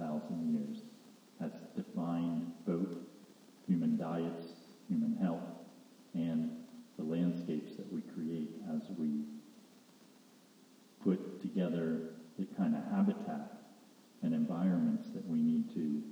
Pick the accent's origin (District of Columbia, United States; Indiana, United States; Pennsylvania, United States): Pennsylvania, United States; where I grew up in Pennsylvania